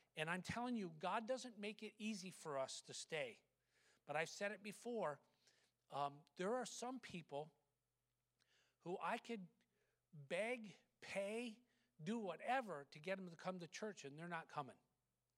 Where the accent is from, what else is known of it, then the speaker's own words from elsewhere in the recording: United States; as American Christians